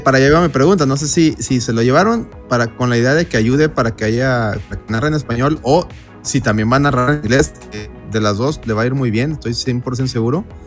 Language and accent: Spanish; Mexico; como mexicanos